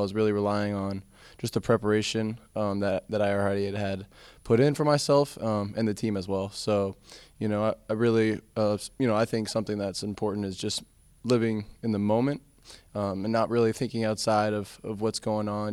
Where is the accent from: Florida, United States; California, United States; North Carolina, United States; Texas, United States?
Florida, United States; South; come from South Florida